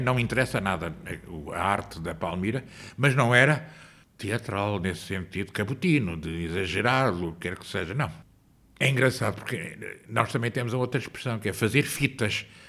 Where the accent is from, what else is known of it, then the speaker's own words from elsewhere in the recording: Lisbon, Portugal; also born or lived in Angola; voltei com cinco e vim viver para aqui